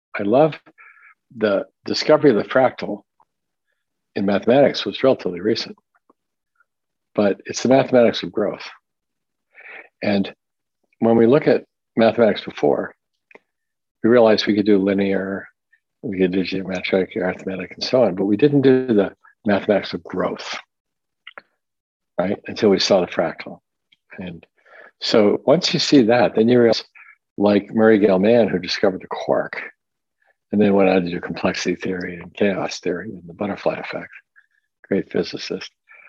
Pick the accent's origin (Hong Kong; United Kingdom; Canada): Hong Kong; also born or lived in Tokyo, Japan / Washington, United States; I was born in Tokyo, and I grew up mostly in Hong Kong and in the Puget Sound, Washington State.